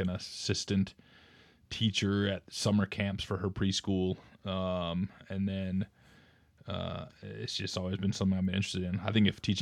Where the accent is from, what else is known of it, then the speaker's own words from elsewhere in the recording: Shelby, North Carolina, United States; moved away as an adult; also born or lived in Tennessee / Arkansas / Idaho; now in Fort Collins, United States; I grew up in North Carolina, a little small town called Shelby